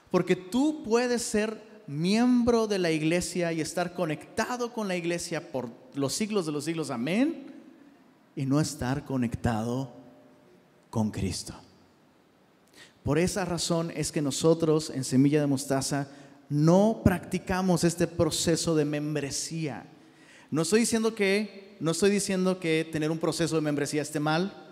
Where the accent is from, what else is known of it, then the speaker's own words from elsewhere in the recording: Taxco, Guerrero, Mexico; Y, de hecho, ahora que fui a Tasco, sí sabías que soy de Tasco, ¿eh?